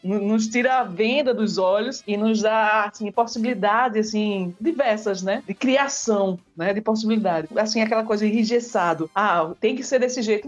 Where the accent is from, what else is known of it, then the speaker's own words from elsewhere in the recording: Brazil; nós somos brasileiros